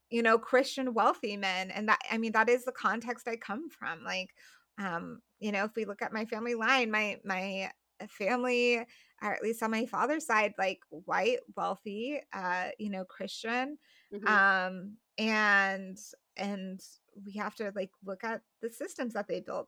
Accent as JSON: {"language": "English", "region": "Colorado", "country": "United States", "tie": "born or raised there", "said": "I grew up in Colorado"}